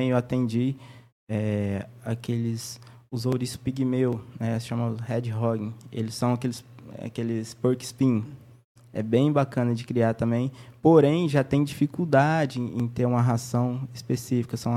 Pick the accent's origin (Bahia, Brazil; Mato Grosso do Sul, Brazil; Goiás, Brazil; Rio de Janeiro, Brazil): Mato Grosso do Sul, Brazil; Inocência; also born or lived in Três Lagoas; Eu nasci aqui em Três Lagoas mesmo. Fui com quatro meses de idade, fui morar em Inocência. Inocência aqui próximo.